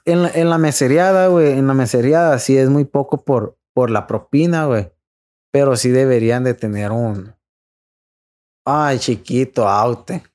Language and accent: Spanish; Los Mochis, Sinaloa, Mexico; es de aquí de Mochis, porque nosotros somos de Mochis